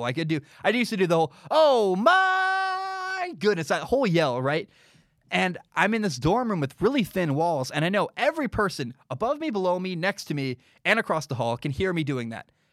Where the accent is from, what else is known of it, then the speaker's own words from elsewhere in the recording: Portland, Oregon, United States; I grew up in Southeast Portland, uh, like the poor area of town in Portland